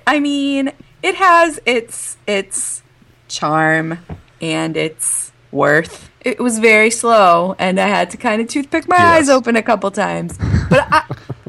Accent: Midwest, United States; I grew up in the Midwest

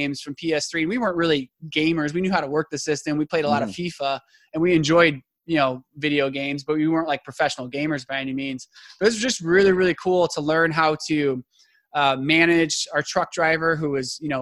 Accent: Merrillville, Indiana, United States; now in Indianapolis, United States; growing up from Maryville, Indiana. So we're from the region. So we're originally from Indiana

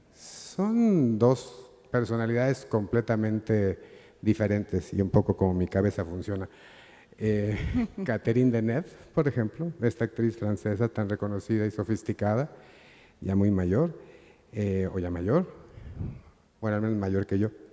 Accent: Mexico; lo apasionado que yo me siento por ser mexicano

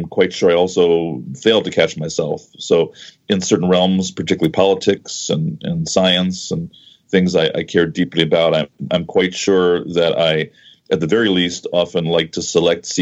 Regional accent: United States; growing up in the U.S.

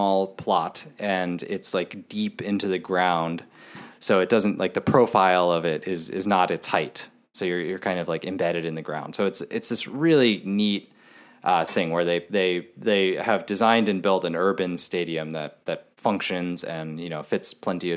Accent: United States; as an American sports fan

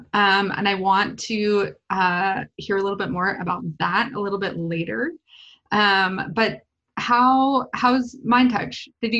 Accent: Lakeside, California, United States; I grew up in Lakeside.

